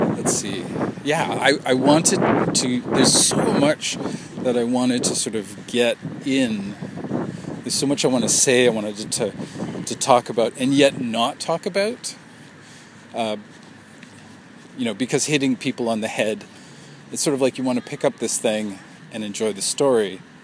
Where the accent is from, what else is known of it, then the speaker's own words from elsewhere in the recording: Vancouver, British Columbia, Canada; Vancouver, my hometown